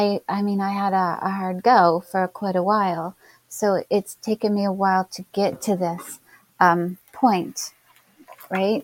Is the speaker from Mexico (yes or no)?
no; Canada; I'm Canadian